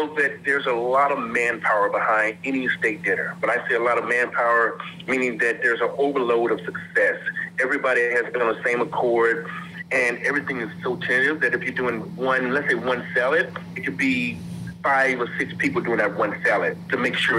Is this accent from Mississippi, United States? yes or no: yes; Mississippi, United States; I'm from Mississippi